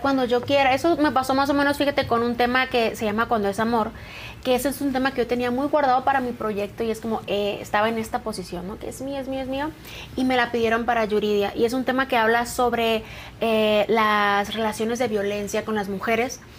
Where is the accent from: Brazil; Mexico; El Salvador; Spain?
Mexico; San Luis Río Colorado, Sonora; moved away as an adult; now in Mexico City, Mexico; Yo soy de San Luis de Colorado, pero tiene 11 años que me vine aquí a Ciudad de México